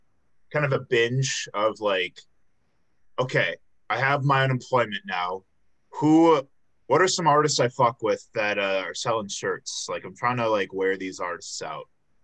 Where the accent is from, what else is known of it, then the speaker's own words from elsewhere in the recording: Chicago, Illinois, United States; Yeah, I'm from the Chicago area. I grew up in the south suburbs